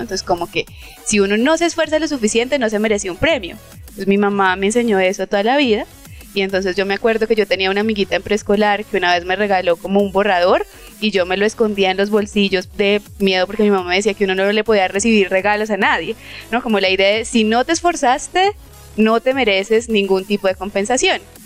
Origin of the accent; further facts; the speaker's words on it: Cúcuta, Norte de Santander, Colombia; also born or lived in Cartagena; yo soy de Cúcuta